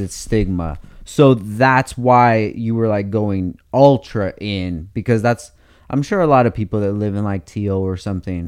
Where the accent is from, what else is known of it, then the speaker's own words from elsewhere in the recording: Oxnard, California, United States; I'm super critical of Oxnard, but because I've, I'm, I grew up there